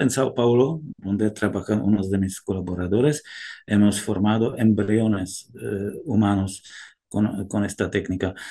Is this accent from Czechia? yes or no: yes; Czechia; Spanish is a second language; also born or lived in France; now in Granada, Spain; mi país de origen, si, si, os interesa, yo he nacido en, en Chequia